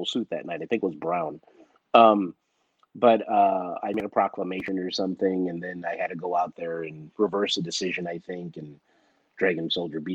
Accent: Los Angeles, California, United States; also born or lived in Springfield, Missouri; I'm a Los Angeles native, so to do something in my hometown is really cool

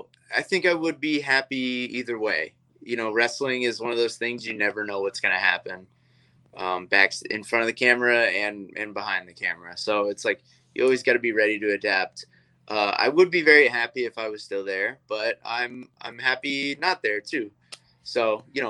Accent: Georgia, United States; I am from Georgia, and, you know, we do a lot of things old school down there wrestling wise

